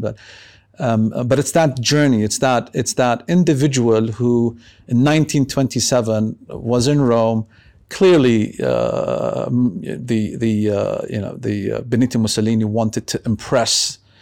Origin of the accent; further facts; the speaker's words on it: Beirut, Beirut Governorate, Lebanon; now in Amman, Jordan; I was brought up in Beirut.